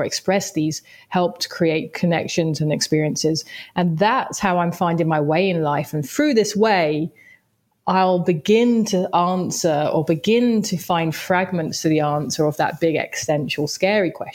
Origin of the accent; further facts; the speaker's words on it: London, United Kingdom; I grew up in Southeast London